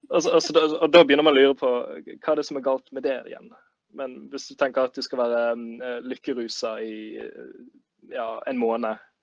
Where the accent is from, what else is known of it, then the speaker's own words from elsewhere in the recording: Bergen, Vestland, Norway; så kommer jeg fra Bergen.